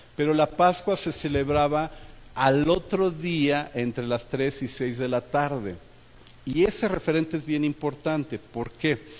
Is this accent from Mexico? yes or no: yes; Mexico